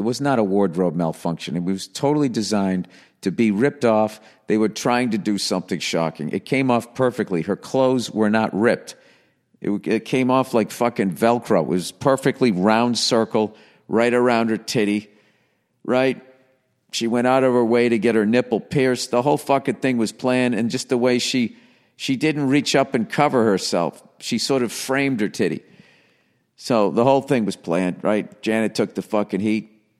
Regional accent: Hollywood, California, United States; I'm from Hollywood.

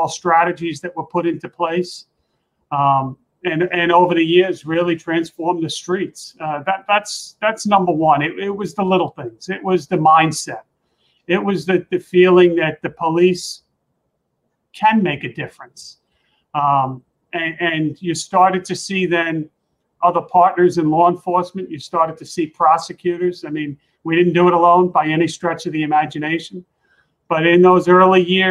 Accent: New York City, New York, United States; I grew up in Queens

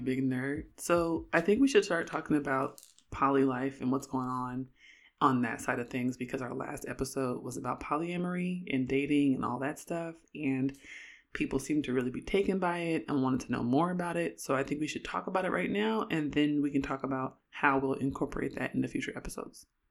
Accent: Oakland, California, United States; moved away as an adult; now in Syracuse, United States; I'm from Oakland

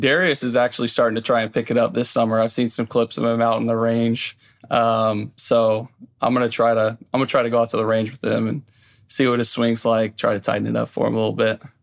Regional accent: Indianapolis, Indiana, United States; I grew up in Indianapolis

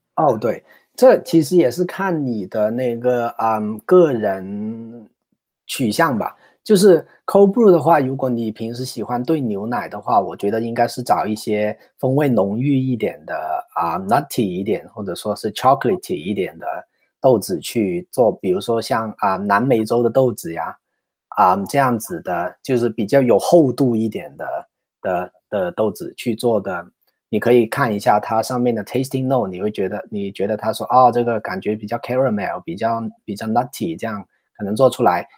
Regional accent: China; now in San Francisco Bay Area, United States; 我们中国人

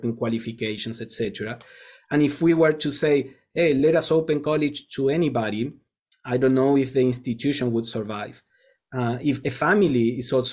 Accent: Argentina; moved away; I come from Argentina where college is free

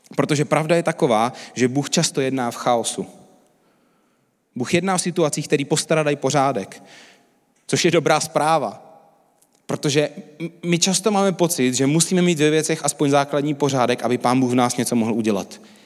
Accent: Czechia; my Češi

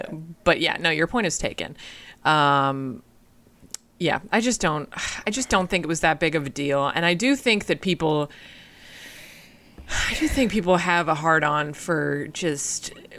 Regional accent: Boston, Massachusetts, United States; my hometown of Boston, Massachusetts

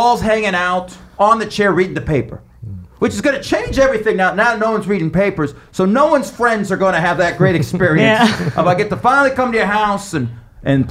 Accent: Las Vegas, Nevada, United States; moved away as an adult; also born or lived in Western New York; now in New York City, United States; I was born and raised there

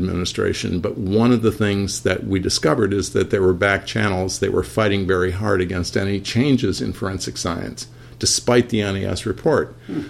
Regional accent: Jackson, Michigan, United States; also born or lived in Ann Arbor, Michigan; I was born and raised in Jackson, Michigan, but my undergraduate was in Ann Arbor, Michigan.

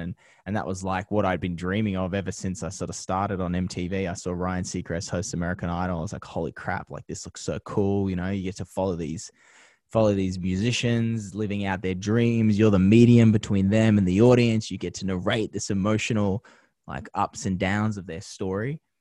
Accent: Penrith, New South Wales, Australia; moved away as an adult; now in Los Angeles, United States; growing up in Penrith

